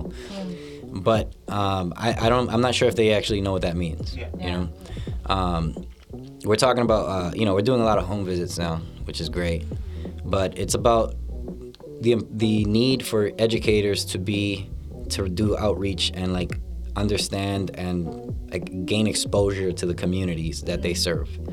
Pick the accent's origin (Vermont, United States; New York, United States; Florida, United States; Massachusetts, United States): Massachusetts, United States; Lawrence; born and raised in Lawrence, Massachusetts